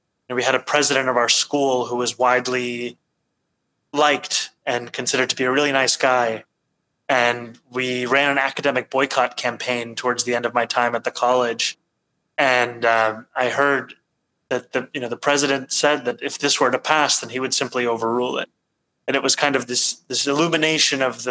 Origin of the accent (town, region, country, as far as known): New York City, New York, United States; born or raised there; also born or lived in Kampala, Uganda / Cape Town, South Africa